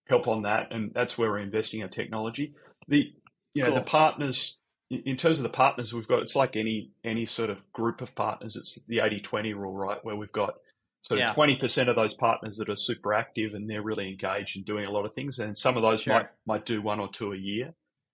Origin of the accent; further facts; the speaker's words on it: Sydney, New South Wales, Australia; accent: Australian; moved away; also born or lived in San Francisco; got the Australian accent. I'm from Sydney originally